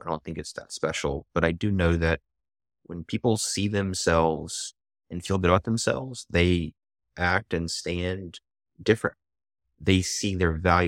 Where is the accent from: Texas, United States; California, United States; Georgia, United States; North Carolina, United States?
Georgia, United States; Atlanta; I actually grew up in Atlanta. Oh, one of the few natives here.